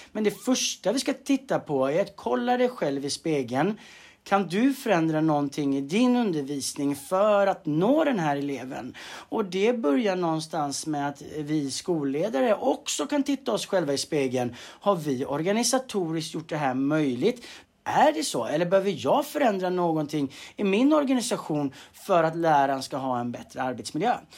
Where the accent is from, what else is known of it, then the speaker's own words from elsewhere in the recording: Tjörn, Västra Götaland, Sweden; moved away as an adult; now in Stockholm, Sweden; född och uppvuxen på, på Tjörn eh, på västkusten.